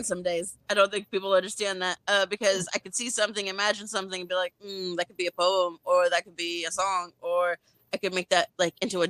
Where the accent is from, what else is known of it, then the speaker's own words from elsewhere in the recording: San Diego, California, United States; I am from California, Southern California, San Diego